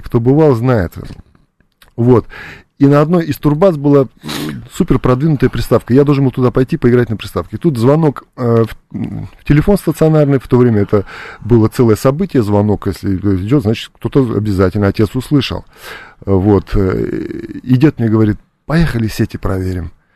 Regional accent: Buryatia, Russia; also born or lived in Georgia; я вырос э, в России, локально в Бурятии, моя малая родина

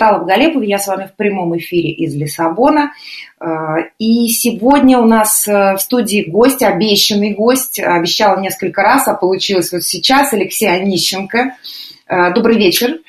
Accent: Russia; moved away as an adult; now in Lisbon, Portugal; мы выросли и жили в России

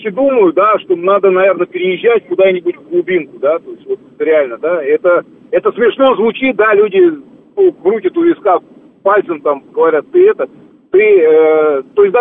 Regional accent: Moscow, Russia; я коренной москвич, да, там, там

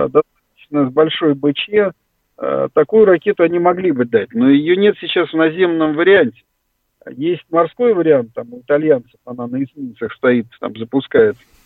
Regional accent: Ukraine; now in Russia; я рос на Украине

